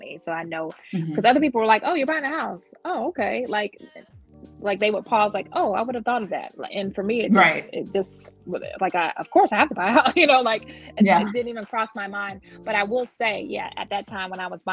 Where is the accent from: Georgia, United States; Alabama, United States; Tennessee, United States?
Georgia, United States; also born or lived in North Jersey; now in Baltimore, United States; I'm a Baltimore, Maryland resident, but my background is I was born a Jersey girl. In North Jersey, and I was raised in the South, so I still consider myself a Georgia peach. Jersey girl turned Georgia peach, because I was raised in Georgia